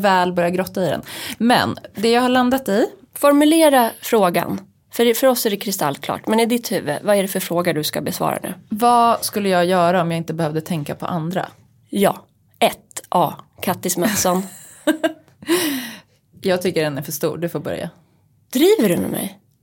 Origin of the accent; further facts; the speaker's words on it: Uppsala, Uppsala County, Sweden; also born or lived in New York; now in Stockholm, Sweden; hemma här i Stockholm eller Uppsala där jag kommer ifrån